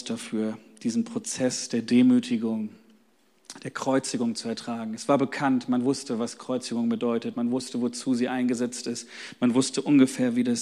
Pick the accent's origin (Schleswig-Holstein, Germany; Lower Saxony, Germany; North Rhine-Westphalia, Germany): Lower Saxony, Germany; Hanover; ich komme aus Hannover, da haben wir nur Faschingsmontag irgendwie und so, das ist gar nicht so groß wie hier im Rheinland.